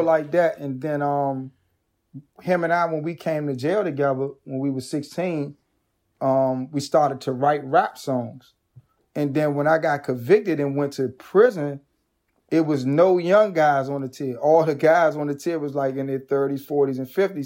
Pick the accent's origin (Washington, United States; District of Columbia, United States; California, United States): District of Columbia, United States; Washington; being from a marginalized community that was ravaged by crack cocaine and gun violence